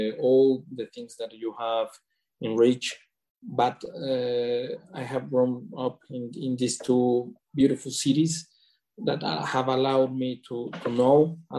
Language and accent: English; Mexico; also born or lived in Mexico City / Puerto Vallarta; I have grown up in Mexico, in two cities, Mexico City, that is the capital of Mexico, and also in Puerto Vallarta.